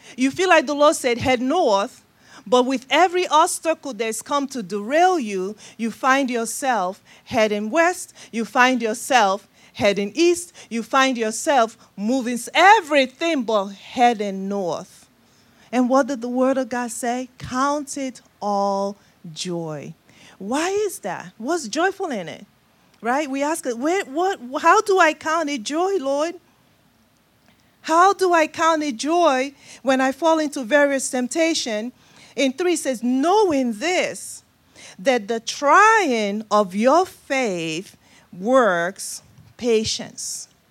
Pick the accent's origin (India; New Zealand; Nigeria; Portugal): Nigeria; moved away; my accent, uh, originally from Nigeria, West Africa. That's the accent you're hearing.